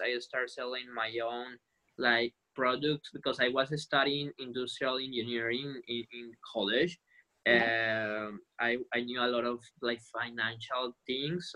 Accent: Colombia; first language Spanish; English is a second language; now in Italy; I'm from Colombia and I grew up in Colombia

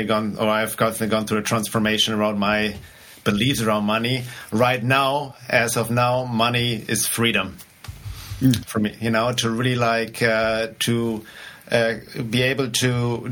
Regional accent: Germany; accent: German; English is a second language; moved away; I grew up in Germany, which maybe should be obvious already based on my accent.

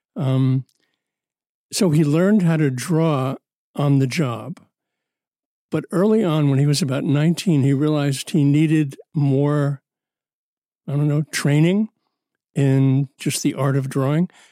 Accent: New York City, New York, United States; As a kid growing up in Brooklyn

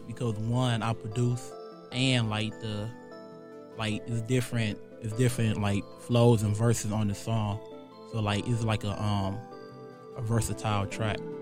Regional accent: Milwaukee, Wisconsin, United States; I'm from Sherman Park, um, born and raised.

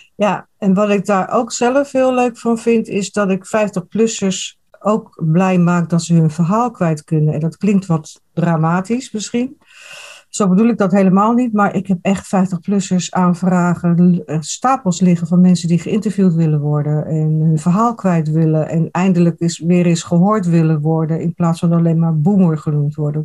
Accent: Rotterdam, South Holland, Netherlands; now in eastern Netherlands; Ik kom uit Rotterdam

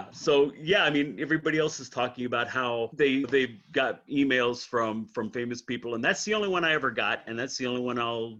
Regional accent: Northern Panhandle, West Virginia, United States; moved away as an adult; also born or lived in Columbus; I grew up in Northern Panhandle, West Virginia

